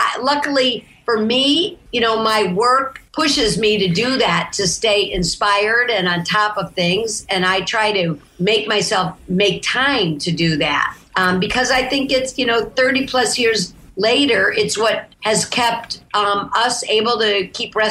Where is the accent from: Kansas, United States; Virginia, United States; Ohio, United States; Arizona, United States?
Ohio, United States; Toledo; moved away; I grew up in Toledo, Ohio.